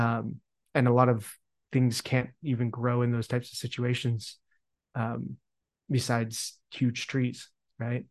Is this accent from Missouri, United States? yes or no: no; Utah, United States; moved away; also born or lived in Montana; where I grew up in Utah